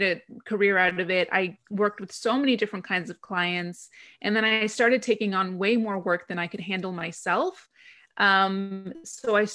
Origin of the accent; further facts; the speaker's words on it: Greece; also born or lived in London, United Kingdom; I'm originally from Greece, so when I moved back to Greece after spending 2 years in London working as a film publicist